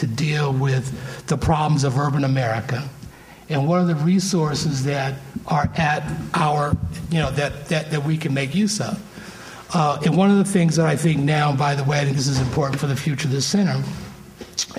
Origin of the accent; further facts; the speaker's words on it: Ventura, California, United States; I grew up in Ventura. Which, when I grew up, it was a small town that was overwhelmingly white